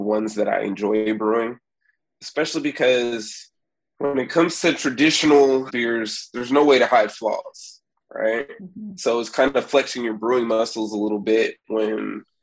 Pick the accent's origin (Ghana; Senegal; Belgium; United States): United States; Sacramento, California; moved away as an adult; now in San Antonio, United States; I'm originally from Sacramento